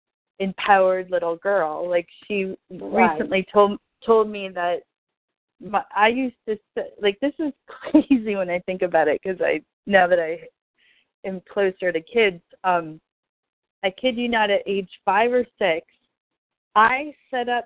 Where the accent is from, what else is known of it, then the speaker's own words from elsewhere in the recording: Amherst, Massachusetts, United States; I used to take the Peter Pan bus when I was 5 from Amherst to Natick alone to see my grandmother